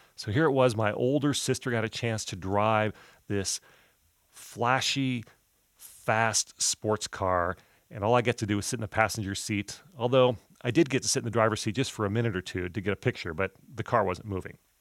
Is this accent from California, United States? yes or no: yes; Southern California, United States; I grew up in Southern California in a very traditional, middle-class, track home neighborhood